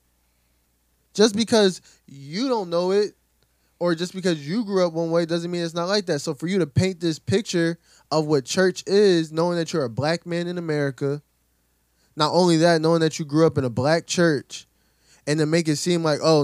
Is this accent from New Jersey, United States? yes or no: yes; Camden, New Jersey, United States; Growing up in Camden, every Sunday you got people in church.